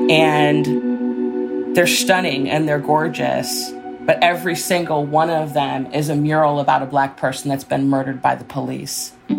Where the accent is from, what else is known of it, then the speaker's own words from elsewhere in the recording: Chicago, Illinois, United States; I was born and raised in Chicago, and the whole connection to the Black Panther Party, I say, is I was born in 1966